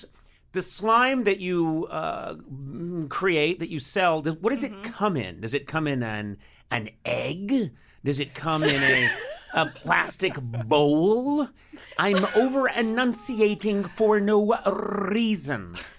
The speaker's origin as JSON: {"language": "English", "town": "Boston", "region": "Massachusetts", "country": "United States", "tie": "born or raised there", "moved": "yes", "said": "I grew up in Boston."}